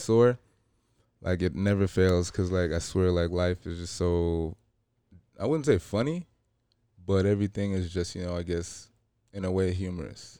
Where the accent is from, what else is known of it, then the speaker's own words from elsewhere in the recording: Los Angeles, California, United States; I grew up in L A. I'm from, you know, I grew up in South Central